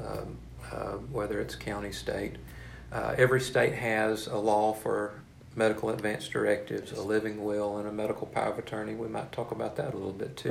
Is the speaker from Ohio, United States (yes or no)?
no; Marshall, Texas, United States; moved away as an adult; also born or lived in Waco, Texas / Fort Worth, Texas / Temple, Texas; now in Beaumont, United States; I'm originally from Marshall, Texas, and uh, moved away to Waco to to uh, uh Baylor University